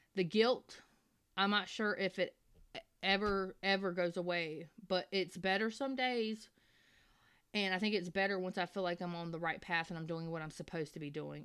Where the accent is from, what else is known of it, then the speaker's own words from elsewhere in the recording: the South, United States; I'm from the South